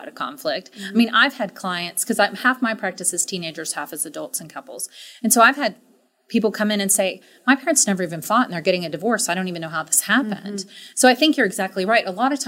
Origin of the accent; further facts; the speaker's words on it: Dallas, Texas, United States; I grew up in Texas. I grew up here in Dallas